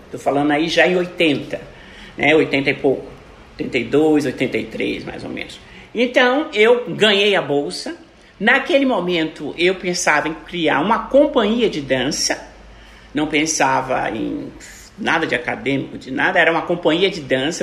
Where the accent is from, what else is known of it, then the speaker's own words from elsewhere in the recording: Brazil; eu sou brasileira